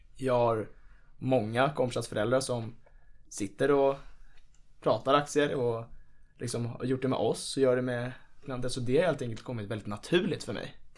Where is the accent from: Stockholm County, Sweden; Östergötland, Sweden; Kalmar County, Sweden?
Stockholm County, Sweden; Nacka; Jag är ju från Nacka i Stockholm